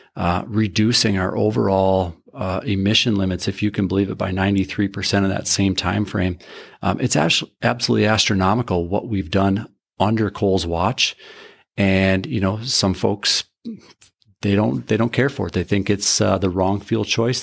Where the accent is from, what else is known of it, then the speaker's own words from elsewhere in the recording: Carrington, North Dakota, United States; I grew up in Carrington, North Dakota, a little farm up there on the northeast side of Carrington